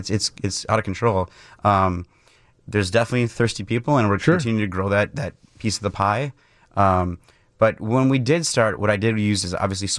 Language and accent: English; Mukwonago, Wisconsin, United States; So I grew up in Maguanago, Wisconsin, just outside of Milwaukee, and my dad was working at Miller, so I was kind of always around it.